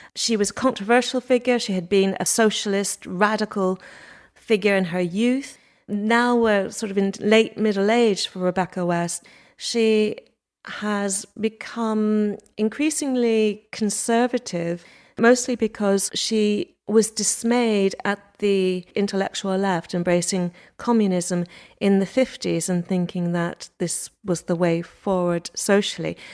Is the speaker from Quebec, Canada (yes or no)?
yes; Montreal, Quebec, Canada; moved away as an adult; now in England, United Kingdom; I was born in Montreal